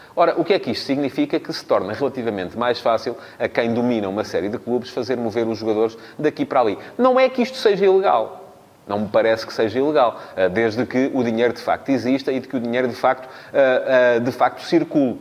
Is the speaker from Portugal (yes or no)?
yes; Santarém District, Portugal; do Cruxense, que é o clube da minha terra, o clube do meu coração